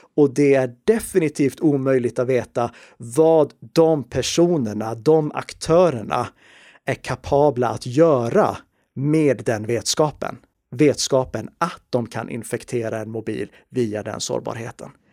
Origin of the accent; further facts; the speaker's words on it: Sweden; vi i Sverige